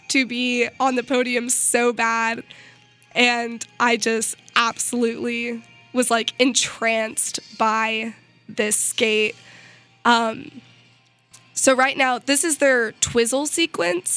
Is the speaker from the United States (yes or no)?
yes; Missouri, United States; I'm from Missouri